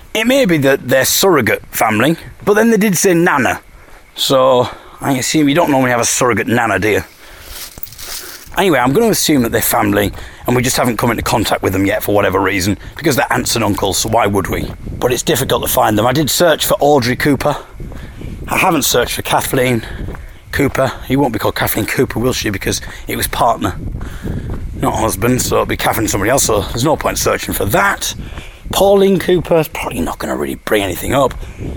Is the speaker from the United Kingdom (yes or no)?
yes; Hartlepool, North East England, United Kingdom; I come from Hartlepool